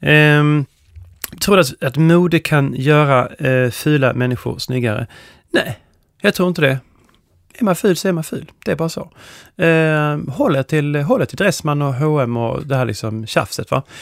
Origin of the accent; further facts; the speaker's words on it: Skåne, Sweden; also born or lived in Stockholm / London; min uppväxt i, i Skåne och eh, Stockholm och London.